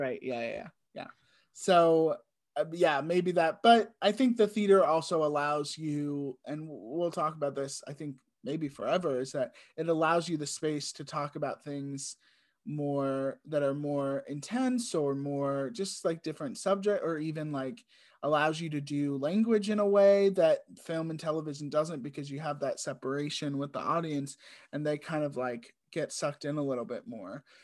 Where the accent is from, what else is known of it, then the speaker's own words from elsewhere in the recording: Richmond, United States; a theater company in where we grew up in Richmond